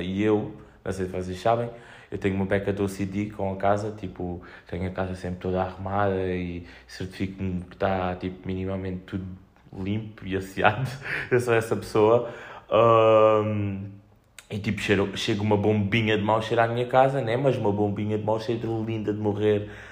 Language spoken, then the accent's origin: Portuguese; Fuseta, Algarve, Portugal; moved away as an adult; now in Olhão, Portugal; Tenho saudades, tenho saudades da, da minha família e da minha terra, tipo, o sair e, e sentir, e estou na fusa, estou em casa